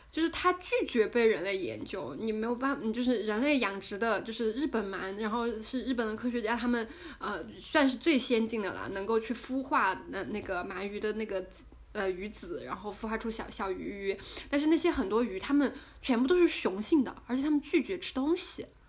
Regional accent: China; 我们中国人

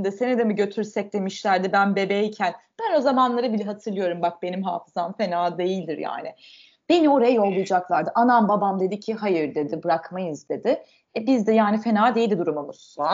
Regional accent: Adana, Turkey; Çok bizim. Ben Adanalıyım. Adanalıyım.

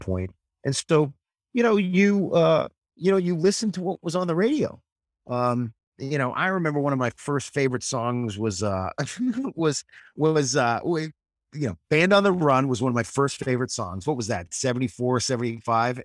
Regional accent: New Hampshire, United States; moved away as an adult; also born or lived in Los Angeles; I grew up in New Hampshire, uh, about forty miles north of Boston

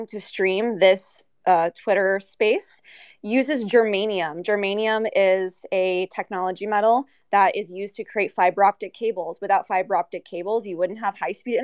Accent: United States; I'm from America

